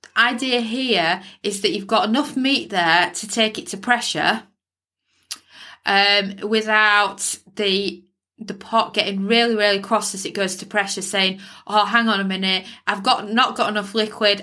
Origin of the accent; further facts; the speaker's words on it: United Kingdom; as a Brit